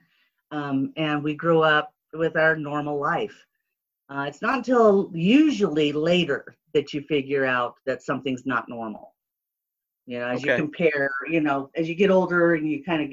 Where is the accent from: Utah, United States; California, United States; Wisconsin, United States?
California, United States; Southern; I was born and raised in Southern California